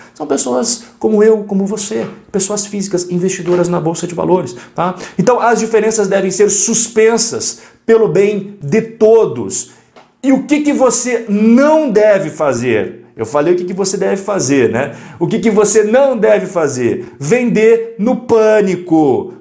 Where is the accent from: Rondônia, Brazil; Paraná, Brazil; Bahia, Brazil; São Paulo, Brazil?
Paraná, Brazil; Curitiba; eu sou curitibano